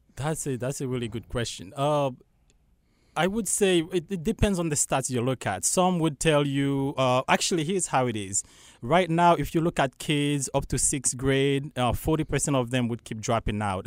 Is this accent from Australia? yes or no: no; Haiti; English is a second language; moved away as an adult; now in Charlotte, United States; I'm from Haiti. Yeah, and um, honestly, it was always my dream to come to America. Well, like a lot of people, yeah. but of course, growing up in Haiti